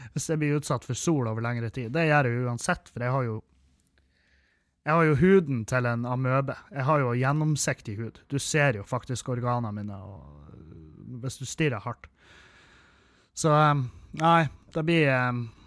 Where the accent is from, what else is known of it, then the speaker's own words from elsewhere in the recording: Meløy, Nordland, Norway; det er jo fra Meløy, så det vil jo si at jeg, jo, jeg har veldig mye sånn folk ifra heimbygda mi